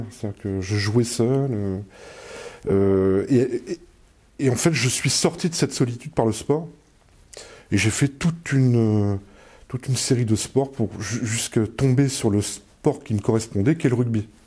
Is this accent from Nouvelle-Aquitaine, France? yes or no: yes; Angoulême, Nouvelle-Aquitaine, France; also born or lived in Soissons; on a vécu avec mes parents à Angoulême.